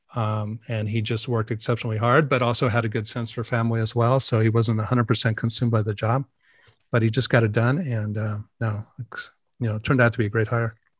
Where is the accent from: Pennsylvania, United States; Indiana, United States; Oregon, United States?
Oregon, United States; Portland; also born or lived in San Francisco, California / Tiburon, California; I grew up here in Portland